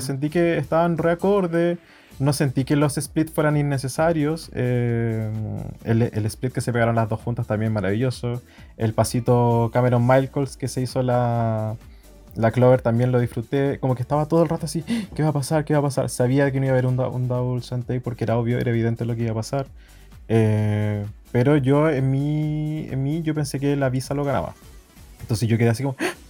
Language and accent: Spanish; Chile; como chilenos millennials